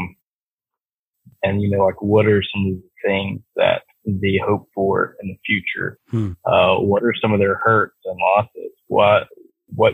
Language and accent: English; Douglasville, Georgia, United States; I'm from the Atlanta area. Okay. I lived in a, town called Douglasville, Georgia, which is right outside, the Atlanta perimeter